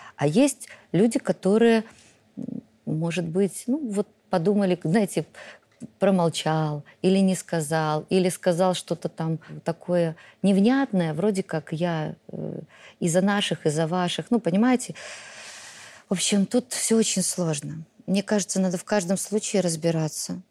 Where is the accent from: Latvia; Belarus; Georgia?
Belarus